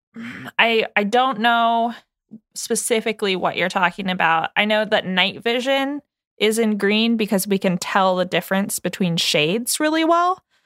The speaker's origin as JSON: {"language": "English", "country": "United States", "tie": "born or raised there", "said": "we were all born and raised in the United States"}